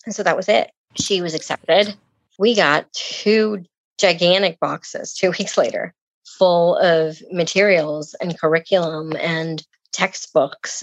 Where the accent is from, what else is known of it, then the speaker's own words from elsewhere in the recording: Puerto Rico; now in Gainesville, United States; I'm originally from Puerto Rico.